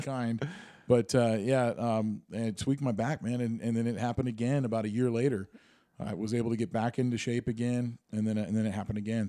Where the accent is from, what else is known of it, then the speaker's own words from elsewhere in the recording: Granite Falls, Washington, United States; I grew up in Granite Falls